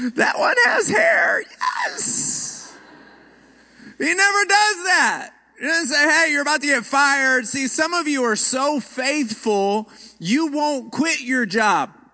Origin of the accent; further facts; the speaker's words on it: Houston, Texas, United States; moved away; also born or lived in Rockford, Illinois; My hometown is Houston.